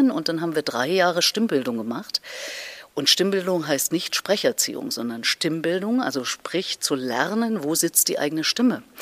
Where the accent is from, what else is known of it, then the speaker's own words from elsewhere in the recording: Erfurt, Thuringia, Germany; Und alleine in Erfurt, in meiner Heimatstadt, wo ich damals ja lebte, gab es eine bessere Querflötistin als mich.